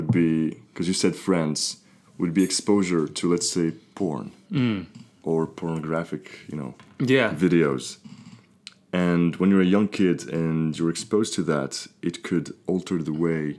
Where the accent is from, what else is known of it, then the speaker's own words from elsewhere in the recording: Morocco; moved away as an adult; now in France; growing up in Morocco, I've always felt kind of different as opposed to others